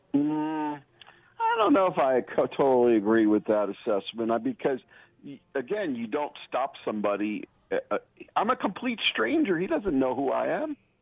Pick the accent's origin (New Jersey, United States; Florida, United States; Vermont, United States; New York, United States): New York, United States; New York City; now in Haddonfield, United States; I'm I'm from the Bronx. I'm a New Yorker